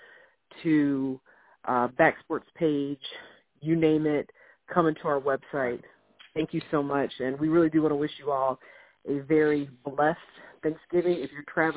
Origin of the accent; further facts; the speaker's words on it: Michigan, United States; I was born in Michigan and not Ohio